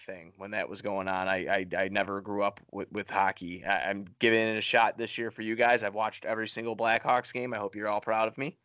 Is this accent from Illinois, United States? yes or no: yes; Chicago, Illinois, United States; I'm from Chicago